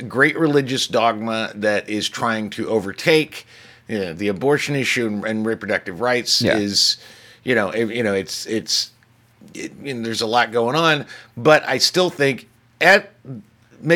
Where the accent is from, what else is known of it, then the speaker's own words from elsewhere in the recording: United States; We're American. That's what we do.